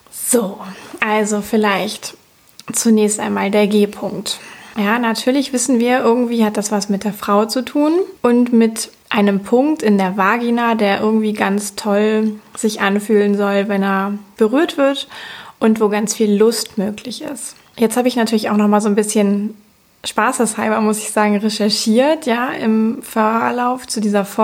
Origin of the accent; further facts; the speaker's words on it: Cologne, North Rhine-Westphalia, Germany; ich komme aus Köln